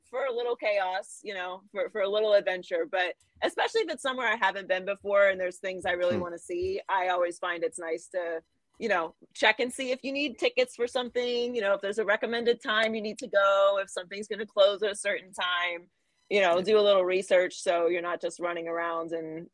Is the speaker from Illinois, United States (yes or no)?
no; Pittsburgh, Pennsylvania, United States; moved away; I was born and raised in Pittsburgh